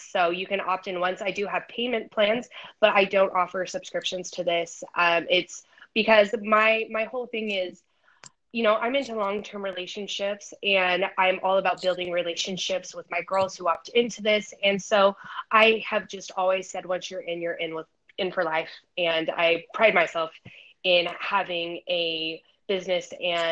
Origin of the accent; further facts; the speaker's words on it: Idaho, United States; now in San Diego, United States; I'm originally from Idaho. I currently reside in San Diego, California right now